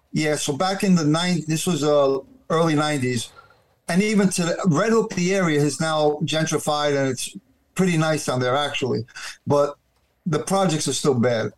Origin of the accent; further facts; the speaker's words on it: New York City, New York, United States; I was born and raised in Brooklyn, New York